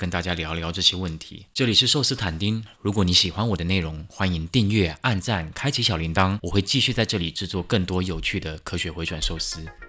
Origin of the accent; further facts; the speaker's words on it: Taiwan; 身为台湾人